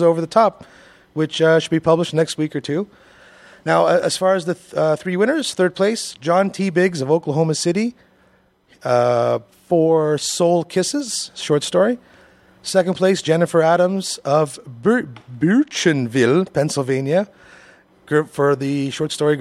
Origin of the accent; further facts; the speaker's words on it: Canada; we're Canadian